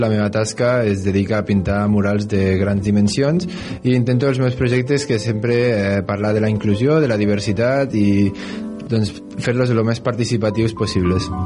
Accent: Bellmunt del Priorat, Catalonia, Spain; sóc de Veïmunt del Priorat

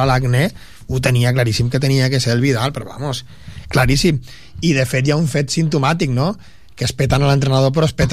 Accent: England, United Kingdom; born there; ja ho he dit mil vegades que sóc anglès de, de, de naixement i de família d'allí

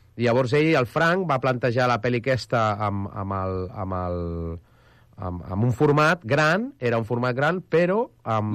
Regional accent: Arenys, Catalonia, Spain; jo sóc d'Arenys

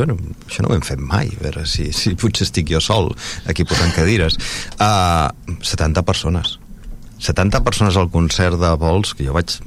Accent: Vilassar de Dalt, Catalonia, Spain

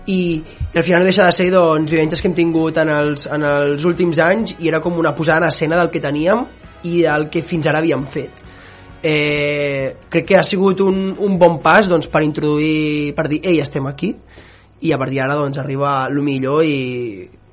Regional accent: Sabadell, Catalonia, Spain; jo sóc de Sabadell

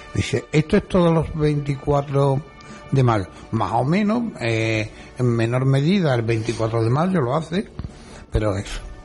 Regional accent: Utrera, Andalusia, Spain; born or raised there

